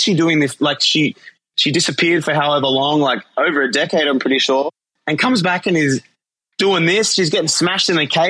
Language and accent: English; Australia; moved away; the boys from my home country